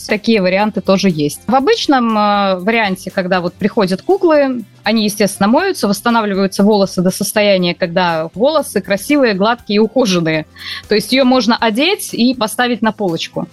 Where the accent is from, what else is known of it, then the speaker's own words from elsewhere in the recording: Murmansk Oblast, Russia; now in Voronezh, Russia; Я родилась э, в Мурманской области, переехала 18 лет назад в Воронеж